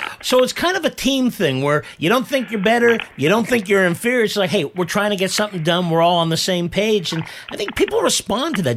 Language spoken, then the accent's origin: English; San Francisco Bay Area, California, United States; I grew up in the San Francisco Bay Area